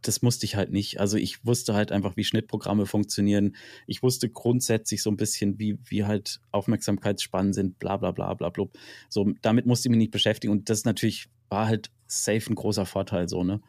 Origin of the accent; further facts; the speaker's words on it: Freiburg, Baden-Württemberg, Germany; ich komme ursprünglich aus Freiburg